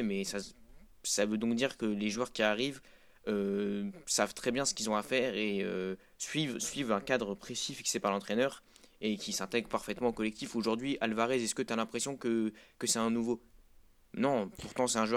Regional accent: Lille, Hauts-de-France, France; même moi, j'ai été impressionné, alors que je, je, suis, je suis lillois.

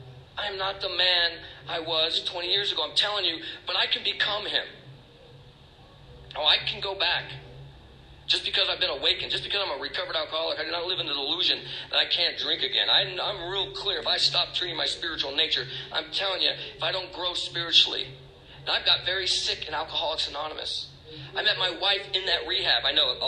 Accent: Tucson, Arizona, United States; now in Maine, United States; I'm from Tucson, Arizona, California. My wife was from Maine.

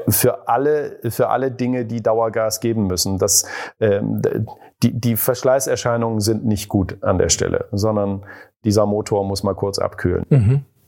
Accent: East Germany, Germany; Ich bin ja in der DDR groß geworden

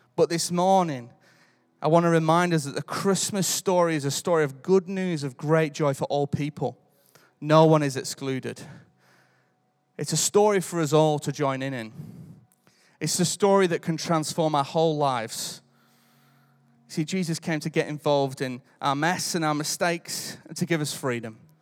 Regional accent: United Kingdom; I'm British.

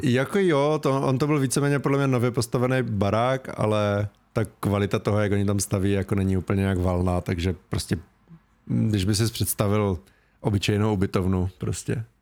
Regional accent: Ostrava, Moravian-Silesian Region, Czechia; accent: Ostrava dialect; když třeba mluvím s tebou, tak nemluvím tak ostravsky

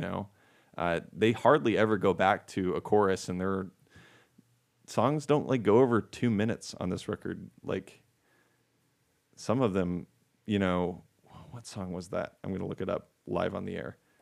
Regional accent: United States; I am American, not Canadian

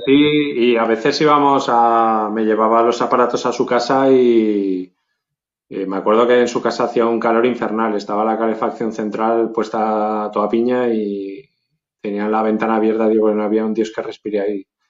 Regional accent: Zaragoza, Aragon, Spain; aquí en Zaragoza estaba el casco viejo y la zona pija, que eran zonas que no pisábamos nosotros

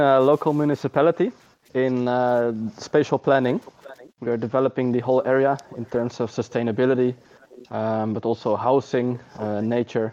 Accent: Netherlands; also born or lived in Utrecht; As a Dutch person

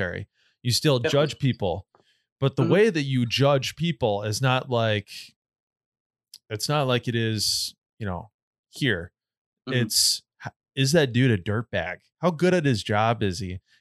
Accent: Jenison, Michigan, United States; I grew up in Jenison too

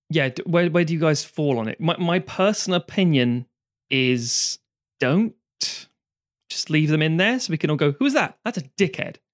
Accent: London, United Kingdom; I grew up in London

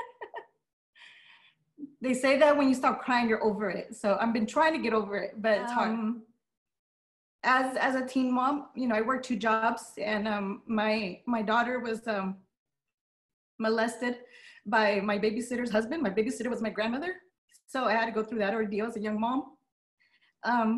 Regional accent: Las Vegas, Nevada, United States; first language Spanish; English is a second language; I'm born and raised in Las Vegas

